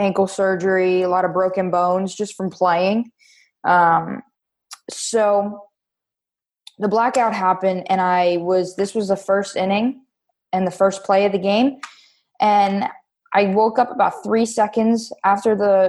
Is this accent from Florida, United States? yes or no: yes; Wellington, Florida, United States; also born or lived in Davie, Florida; I was born in Davie, Florida, and moved to Wellington, Florida when I was about 3.5. So I've been here ever since.